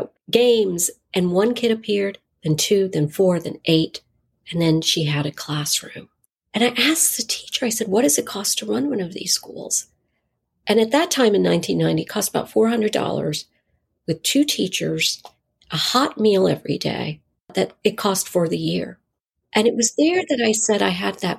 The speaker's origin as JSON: {"language": "English", "region": "Eastern North Carolina", "country": "United States", "tie": "born or raised there", "said": "I grew up in Eastern North Carolina"}